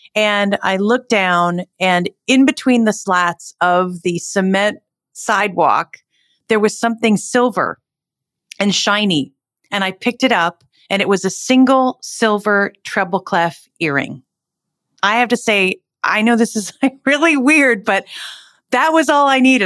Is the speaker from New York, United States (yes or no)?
no; Northern New Jersey, United States; I was born and raised in New Jersey